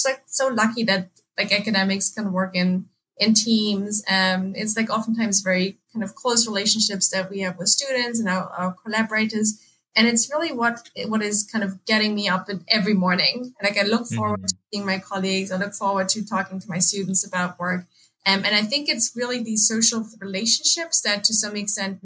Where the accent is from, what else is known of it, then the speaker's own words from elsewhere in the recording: Germany; moved away as an adult; also born or lived in England; so I grew up in Germany. That's why I spent all of my teenage years and like before I moved to England